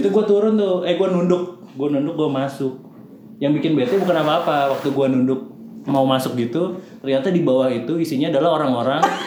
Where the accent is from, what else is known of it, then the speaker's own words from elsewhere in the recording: Jakarta, Indonesia; also born or lived in Clayton, near Washington DC, United States; gue anak Jakarta sejati